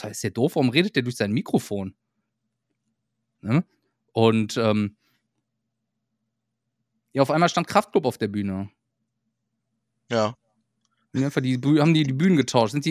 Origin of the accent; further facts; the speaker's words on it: Düsseldorf, North Rhine-Westphalia, Germany; So, ja, wir kommen aus Düsseldorf und alles.